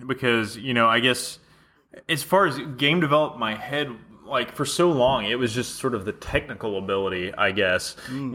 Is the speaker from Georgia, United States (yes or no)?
yes; Atlanta, Georgia, United States; we're all from Atlanta, you know, originally